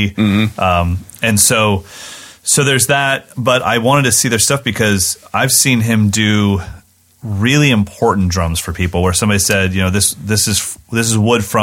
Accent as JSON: {"language": "English", "region": "West Virginia", "country": "United States", "tie": "born or raised there", "said": "I was born in West Virginia."}